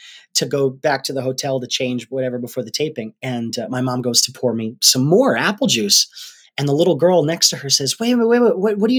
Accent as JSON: {"language": "English", "region": "Rhode Island", "country": "United States", "said": "We're from Rhode Island."}